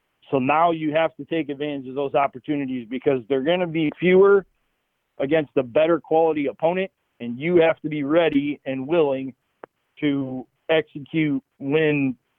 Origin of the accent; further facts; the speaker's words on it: Cleveland, Ohio, United States; I love this city. This is home for me and my family going back generations. And to see somebody embrace my hometown after so many years of people dumping on Cleveland